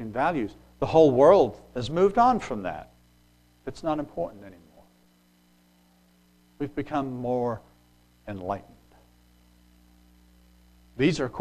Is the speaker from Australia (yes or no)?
no; England, United Kingdom; moved away; When I grew up in England